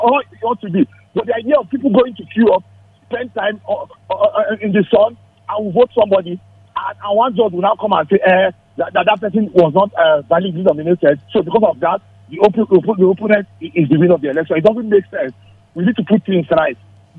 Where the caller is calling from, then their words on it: Nigeria; Yeah, …. I'm calling you from Shaka.